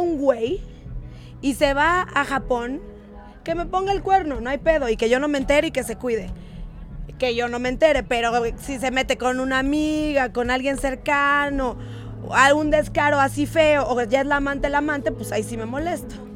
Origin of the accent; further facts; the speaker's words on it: Mexico City, Mexico; also born or lived in Satélite; Soy de la Ciudad de México, Chilang Chilangolandia, Sateluca